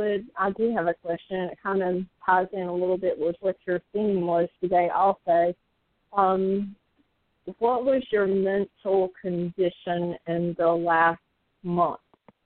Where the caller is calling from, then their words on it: Virginia, United States; I'm calling from Virginia.